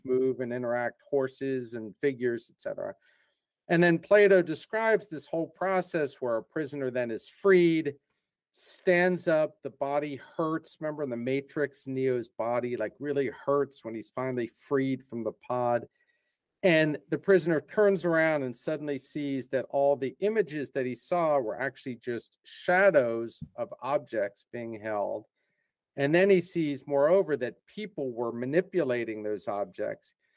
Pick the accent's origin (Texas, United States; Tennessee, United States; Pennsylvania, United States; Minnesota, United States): Pennsylvania, United States; Philadelphia; moved away as an adult; also born or lived in England / Portugal / Brazil / Japan; I'm actually from the Philadelphia area, and I like to tell people I'm just a regular Philadelphia guy.